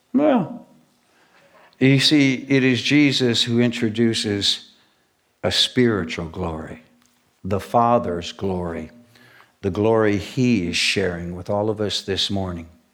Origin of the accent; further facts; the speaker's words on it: United States; I'm very proud to be born and raised in the United States of America